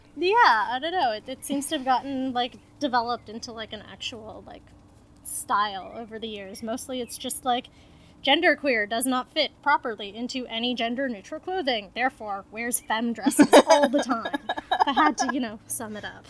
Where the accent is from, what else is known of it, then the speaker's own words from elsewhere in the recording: Toronto, Ontario, Canada; moved away; I'm originally from Toronto